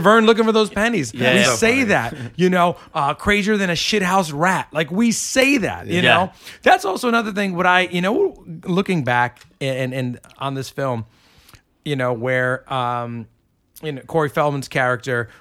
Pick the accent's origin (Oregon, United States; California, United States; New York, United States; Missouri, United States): New York, United States; Port Chester; moved away as an adult; now in New York City, United States; I grew up in Porchester, New York.